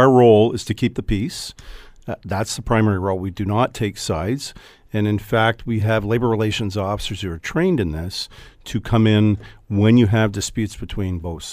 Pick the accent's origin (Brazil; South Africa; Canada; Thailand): Canada; Hamilton, Ontario; I grew up in Hamilton